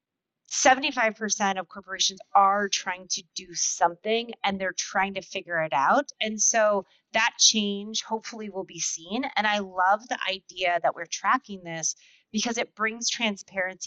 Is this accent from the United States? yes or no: yes; United States; an American parent